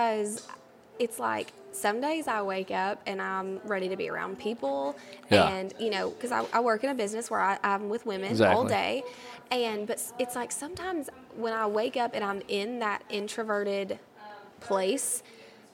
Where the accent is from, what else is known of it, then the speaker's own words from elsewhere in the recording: Sweetwater, Tennessee, United States; Sweetwater is always going to be the home of Her Majesty. It's my hometown.